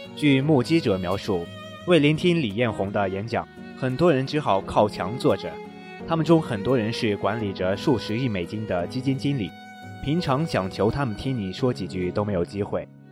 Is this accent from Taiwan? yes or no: no; Shanxi, China; 百度的老总可是我们山西人呢